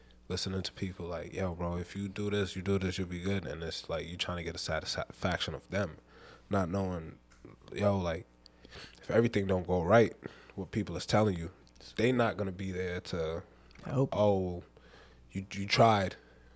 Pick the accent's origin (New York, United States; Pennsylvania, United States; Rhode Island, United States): Rhode Island, United States; moved away; I'm from Rhode Island